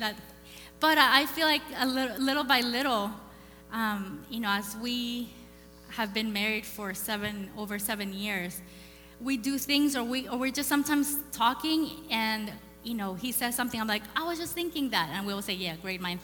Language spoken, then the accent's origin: English; El Salvador; moved away; I grew up in El Salvador.